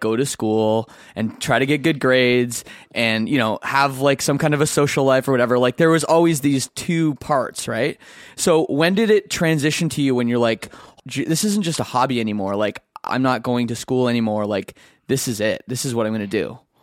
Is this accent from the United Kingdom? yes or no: no; Canada; I'm, I'm Canadian